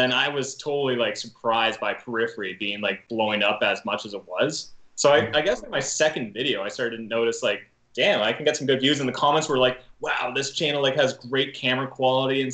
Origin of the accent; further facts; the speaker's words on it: Canada; I grew up in a small town